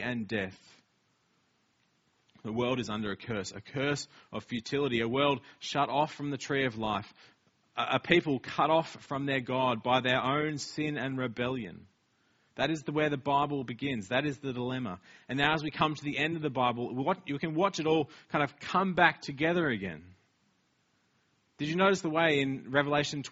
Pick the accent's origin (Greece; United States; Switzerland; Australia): Australia; now in Wellington, New Zealand; we're Australian